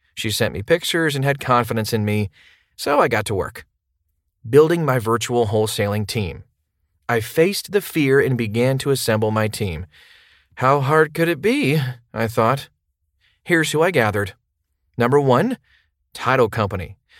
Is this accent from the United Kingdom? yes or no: no; Chicago, Illinois, United States; now in Phoenix, United States; While I live in Phoenix, I'm currently working in another market, my hometown of Chicago.